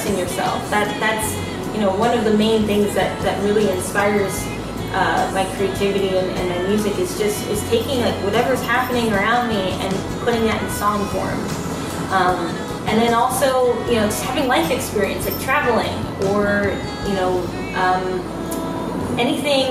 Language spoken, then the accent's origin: English; Los Angeles, California, United States; I am a singer-songwriter from Los Angeles, California